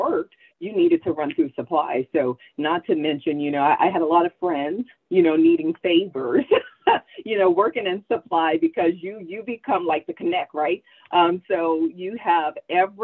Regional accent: New Orleans, Louisiana, United States; I'm from New Orleans.

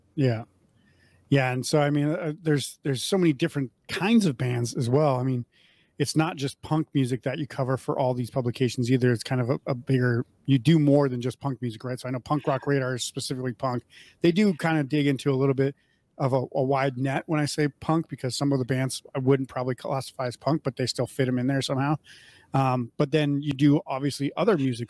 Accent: Midwest, United States; now in Las Vegas, United States; I grew up in the Midwest

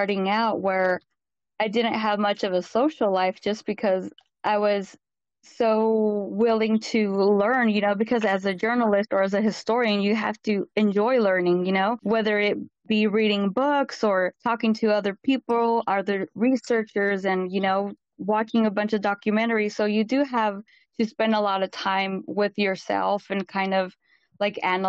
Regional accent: Central Valley of California, United States; I was born and raised in Central Valley of California.

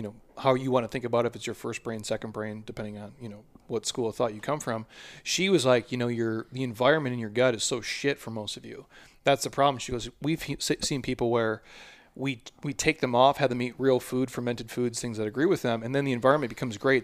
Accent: Minnesota, United States; I'm from Minnesota

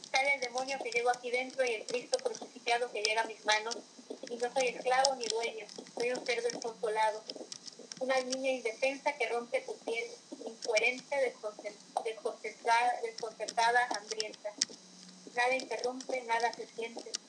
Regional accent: Tabasco, Mexico; yo vivo en el trópico, yo soy tabasqueña. Entonces vivo en el trópico, en, en mi lugar de origen es cálido, es verde, es florido

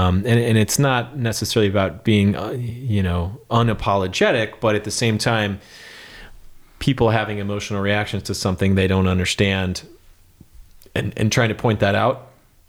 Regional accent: Texas, United States; We're wild West Texas quail in a Stetson out there and amongst the, you know, mesquite and thorns and all that kind of stuff.

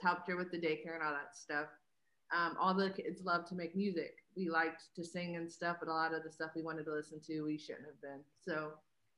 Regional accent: Pittsburgh, Pennsylvania, United States; I'm from Pittsburgh

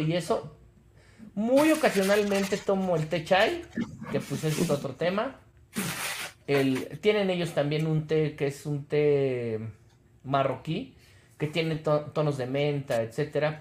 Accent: Mexico; also born or lived in Mexico City

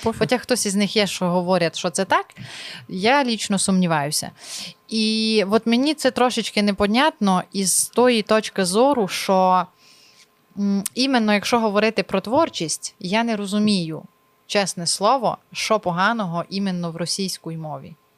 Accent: Zakarpattia Oblast, Ukraine; я з Закарпаття, а там все по-другому

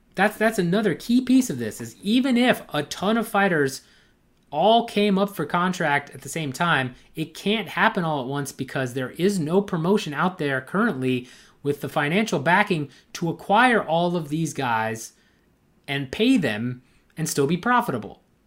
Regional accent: United States; It's pretty close to my hometown

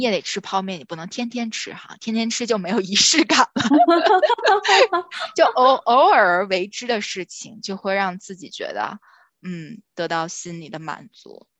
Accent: northern China, China; 我是北方人嘛

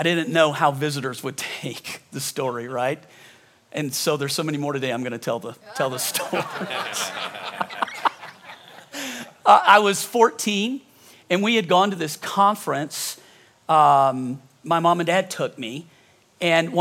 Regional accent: Louisiana, United States; now in Colorado, United States; I'm from Louisiana

